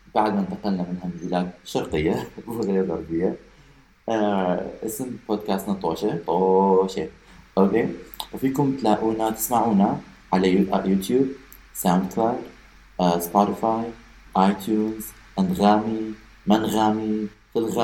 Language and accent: Arabic; Iraq; احنا عندنا بالعراق